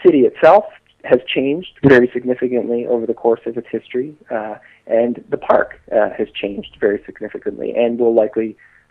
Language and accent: English; Burnaby, British Columbia, Canada; also born or lived in West End, Vancouver; So I grew up in the Lower Mainland. I grew up in Burnaby, and I lived in the West End for 4 years. I lived in an apartment just at the Nelson Street entrance to Stanley Park.